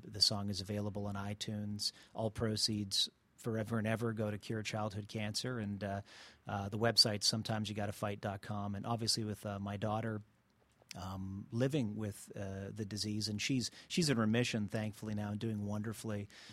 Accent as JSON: {"language": "English", "town": "Montreal", "region": "Quebec", "country": "Canada", "moved": "yes", "lives_now": "Atlanta, United States", "said": "I'm originally from Canada, from Montreal."}